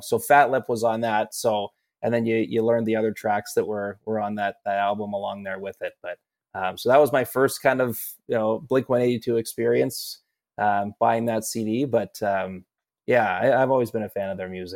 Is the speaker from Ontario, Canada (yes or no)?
no; Vancouver Island, British Columbia, Canada; moved away as an adult; now in Toronto, Canada; I grew up on Vancouver Island. I didn't go to my first like real concert till like I moved to Toronto to work for Sportsnet. And I was, you know, in my 20s at that point.